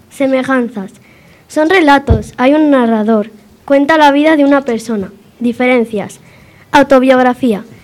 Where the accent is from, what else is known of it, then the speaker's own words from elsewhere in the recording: Cigales, Castile and León, Spain; also born or lived in Villanueva; Nací en Villanueva pero vine a los dos meses a Cigales.